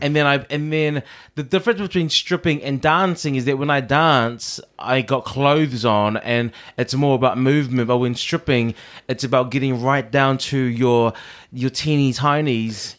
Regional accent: New Zealand; I am a Kiwi

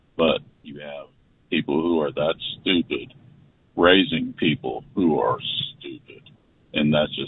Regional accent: San Antonio, Texas, United States; born there; I was born here in San Antonio, but I did not grow up here. But I had to move back a couple of years ago.

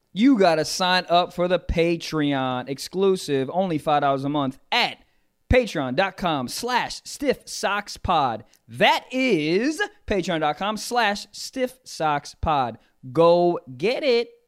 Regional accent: Maryland, United States; moved away; my fucking house back in Maryland.

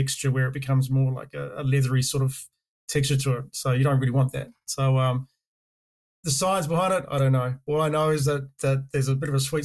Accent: Karratha, Western Australia, Australia; moved away as an adult; also born or lived in Dampier, Australia / Perth, Australia; now in New Zealand; I'm actually Australian. Originally, I say I was born and raised in the northwest of Western Australia. Born in Dampier, grew up in Karratha, and then moved down to Perth when I was in my older years.

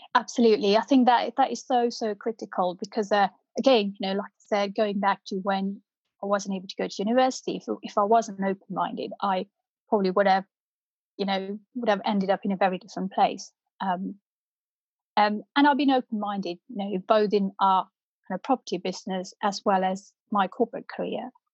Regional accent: North India, India; first language Punjabi; English is a second language; now in United Kingdom; I grew up in North India

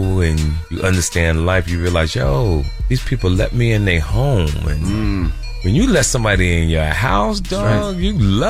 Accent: Jersey City, New Jersey, United States; We're all from Jersey City, New Jersey.

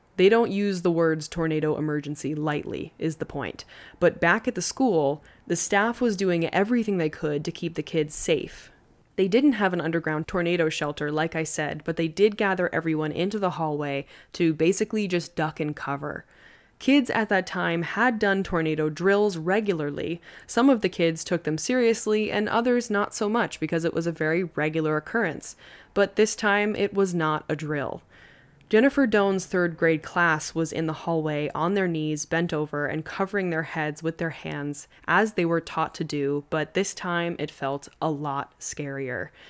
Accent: Long Island, New York, United States; growing up on Long Island, I've Been through a couple tropical storms

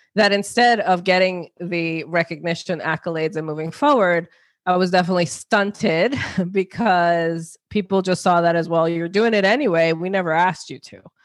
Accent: New York, United States; also born or lived in New Jersey; now in Connecticut, United States; born in New Jersey, grew up in New York

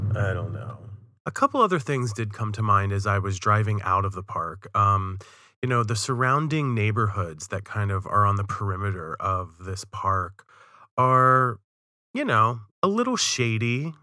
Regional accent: Western Maryland, United States; I'm from Western Maryland, and it's even more remote and desolate than some of the places I've seen in Maryland, in my hometown

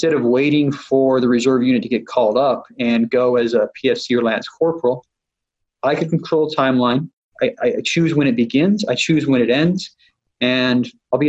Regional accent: Utah, United States; moved away; I grew up in Utah

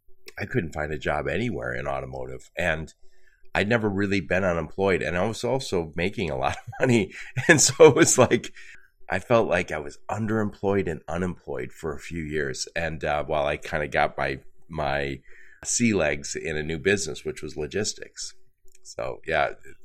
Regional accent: Midwest, United States; I'm from the Midwest

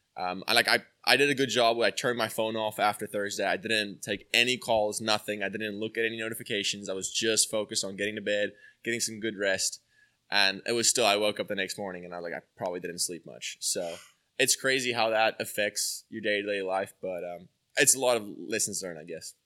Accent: South Africa; moved away as an adult; now in Atlanta, United States; grew up from a small beach, beach town, um, and, uh, obviously it was really, it still is very golf orientated. So I'm, like, a little Pinehurst in South Africa where I'm from

